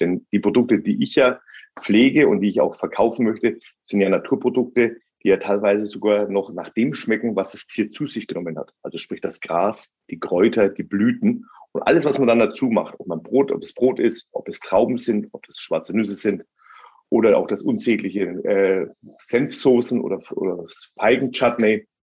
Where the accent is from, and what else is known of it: Germany